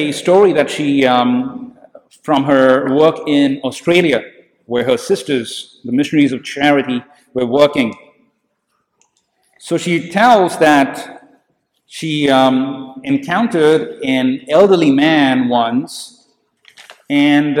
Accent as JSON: {"language": "English", "country": "India", "tie": "born or raised there", "said": "Growing up in India"}